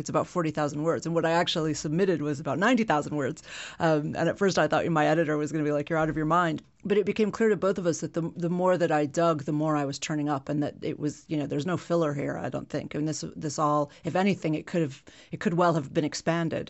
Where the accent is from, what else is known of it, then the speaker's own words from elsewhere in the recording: Illinois, United States; in Illinois, where I'm from